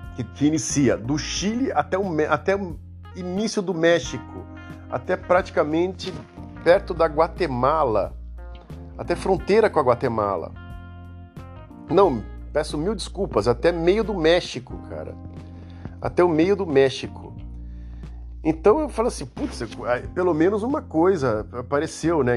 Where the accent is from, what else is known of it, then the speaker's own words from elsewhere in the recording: Santos, São Paulo, Brazil; Eu nasci na cidade de Santos. Caso você não saiba, eu nasci em Santos em 1974